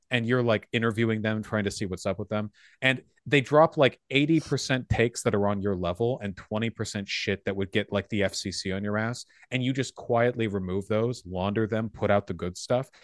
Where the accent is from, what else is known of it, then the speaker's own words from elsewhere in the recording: Beverly Hills, California, United States; I grew up in Beverly Hills.